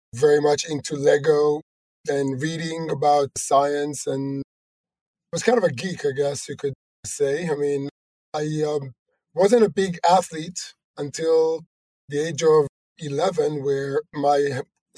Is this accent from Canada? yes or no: no; Jerusalem, Jerusalem District, Israel; moved away as an adult; also born or lived in Silicon Valley; I was born in Israel, in Jerusalem.